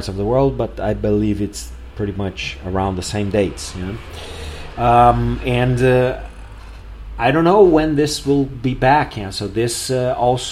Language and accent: English; Porto Alegre, Rio Grande do Sul, Brazil; here in Porto Alegre, in my hometown